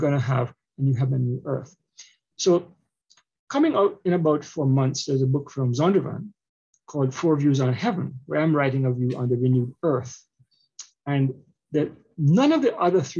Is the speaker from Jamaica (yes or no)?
yes; Jamaica; also born or lived in Canada; now in United States; I'm a Jamaican, but I also immigrated to Canada and Canada shaped me. And now I'm in America